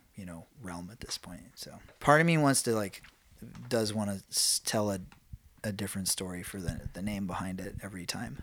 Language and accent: English; New York, United States; I'm from New York.